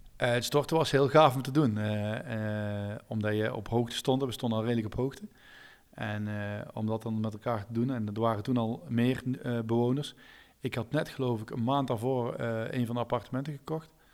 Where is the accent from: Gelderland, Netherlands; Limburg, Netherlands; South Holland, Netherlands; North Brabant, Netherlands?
North Brabant, Netherlands; als Brabander